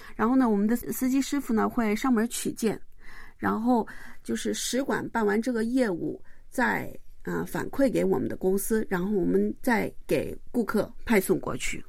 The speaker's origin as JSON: {"language": "Chinese", "region": "Jilin", "country": "China", "also_born_or_lived": "Mudanjiang, Heilongjiang", "moved": "yes", "lives_now": "Gimpo, South Korea", "said": "我是来自中国吉林的"}